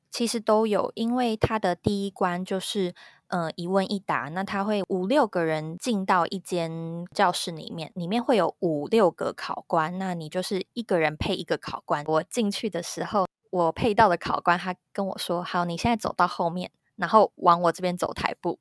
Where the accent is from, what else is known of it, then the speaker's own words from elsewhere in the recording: Taiwan; moved away as an adult; now in Malaysia; 我们是台湾人